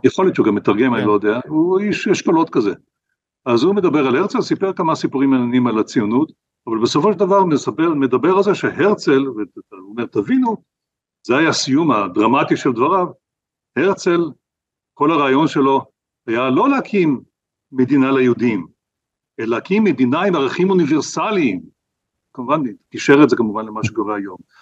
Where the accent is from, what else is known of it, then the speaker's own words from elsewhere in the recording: Israel; כשאני גדלתי במדינת ישראל